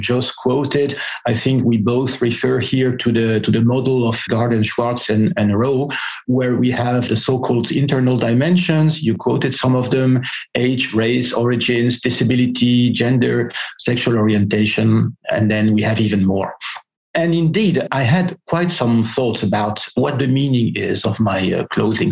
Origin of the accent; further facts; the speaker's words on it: Greece; I was born in Greece, as French, from French parents.